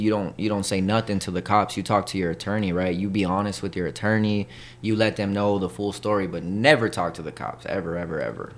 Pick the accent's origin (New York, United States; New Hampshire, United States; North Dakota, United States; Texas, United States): Texas, United States; El Paso; also born or lived in Colorado; I'm born and raised in El Paso, Texas